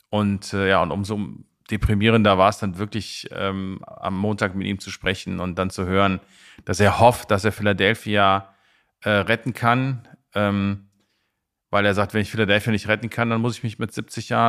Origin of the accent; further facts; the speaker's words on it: Rhineland, Germany; ich bin Rheinländer